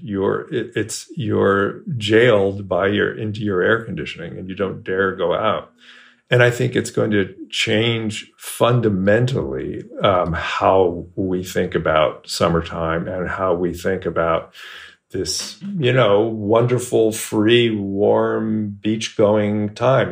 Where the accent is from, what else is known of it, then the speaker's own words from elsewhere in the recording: Bay Area, California, United States; moved away as an adult; now in Texas, United States; I grew up in the Bay Area, California.